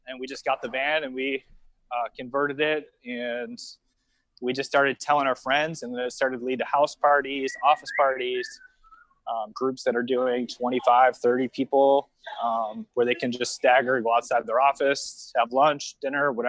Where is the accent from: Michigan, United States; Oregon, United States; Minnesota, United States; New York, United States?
New York, United States; Niagara Falls; moved away as an adult; now in Fort Lauderdale, United States; I'm from Niagara Falls, New York, originally.